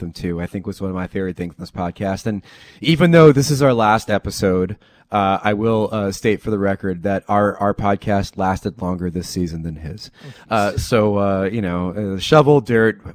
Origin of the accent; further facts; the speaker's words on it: New Jersey, United States; I'm from Jersey